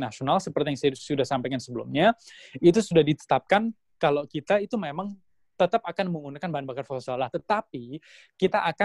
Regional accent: Surabaya, East Java, Indonesia; orang tua saya keluarga saya orang Indonesia saya orang Jawa Timur saya orang Surabaya

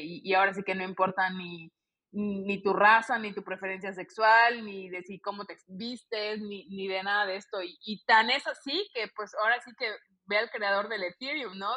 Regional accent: Mexico; also born or lived in Barcelona, Spain; tengo la doble nacionalidad, soy española y mexicana por parte de abuela

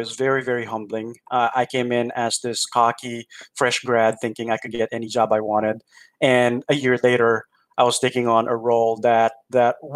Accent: Philippines; moved away as an adult; also born or lived in New York / Durham, North Carolina; now in Milwaukee, United States; there weren't really a lot of opportunities back in the Philippines. There were some, but it was just really hard to get those roles. And so I told my parents that I was going to move to New York

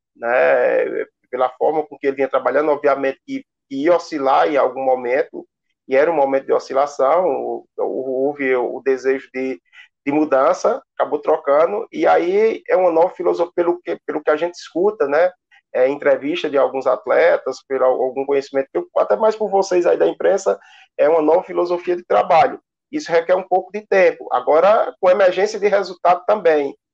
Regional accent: Juazeiro do Norte, Ceará, Brazil; sou de Juazeiro, nasci e me criei assistindo treinos e jogos do ICASA

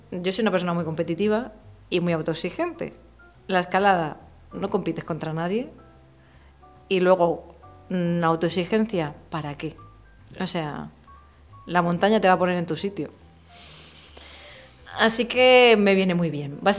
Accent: Murcia, Region of Murcia, Spain; moved away; Bueno, yo soy de Murcia, evidentemente. Eh, y bueno, evidentemente no, porque tengo un acento bastante suavizado a día de hoy.

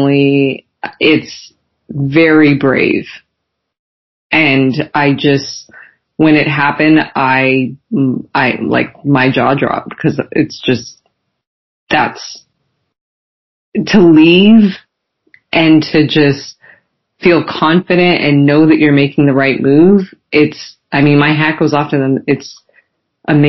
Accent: Canada; as Canadians

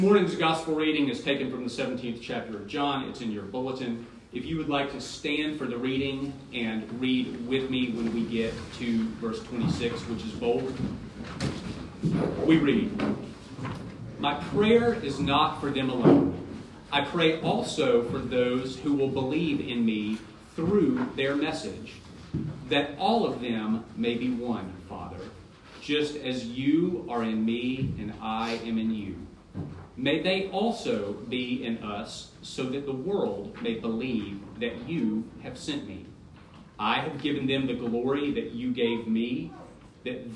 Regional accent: United States; I'm an American Christian

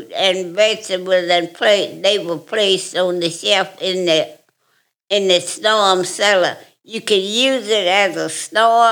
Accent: Huntsville, Alabama, United States; I am from Huntsville, Alabama

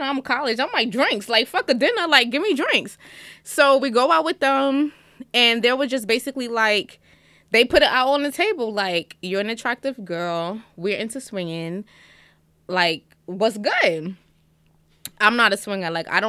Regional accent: Jamaica; I'm Jamaican, we don't do that.

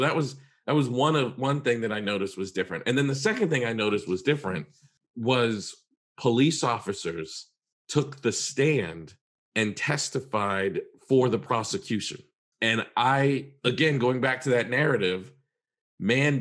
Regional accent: Massachusetts, United States; I was, you know, in my teens, growing up in Massachusetts

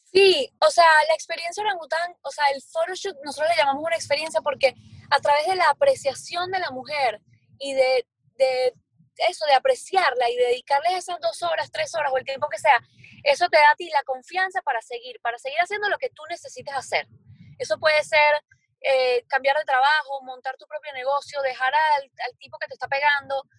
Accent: Venezuela; moved away as an adult; also born or lived in Barcelona, Spain; now in Miami, United States; yo soy venezolana, viví en Venezuela hasta los 20, quiero decir hasta los 20, creo que 26 años viví allá

